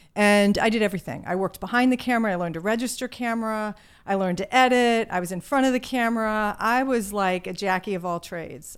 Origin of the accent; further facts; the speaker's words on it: Virginia, United States; accent: Southern; moved away; I grew up in a small town in Virginia